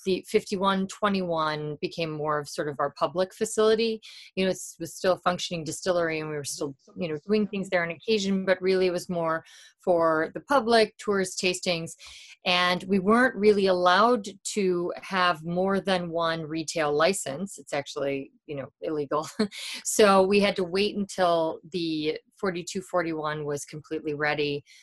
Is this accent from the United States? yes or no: yes; Chicago, Illinois, United States; I grew up in Wrigleyville before there were lights.